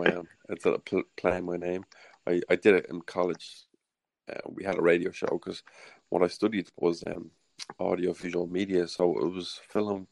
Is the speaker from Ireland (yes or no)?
yes; Ireland; accent: Irish; my Irish accent